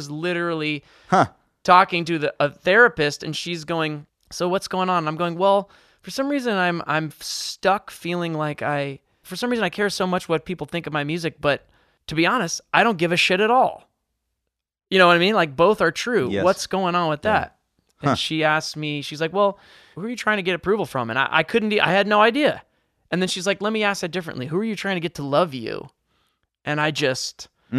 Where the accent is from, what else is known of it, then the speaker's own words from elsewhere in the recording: New York, United States; also born or lived in Michigan; which I'm from New York, but I spent most of my 20s, a lot of my 20s in Michigan